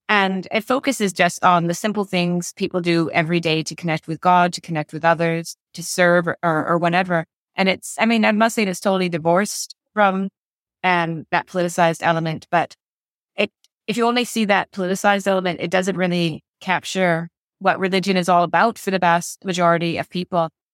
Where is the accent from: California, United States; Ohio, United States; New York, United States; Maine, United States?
Maine, United States; moved away as an adult; also born or lived in Providence, Rhode Island; now in Belfast, United Kingdom; Maine, my home state